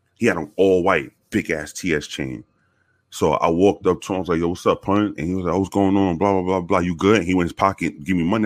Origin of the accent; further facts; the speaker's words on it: New York City, New York, United States; moved away; I was born in the South Bronx. Um, born and raised in the South Bronx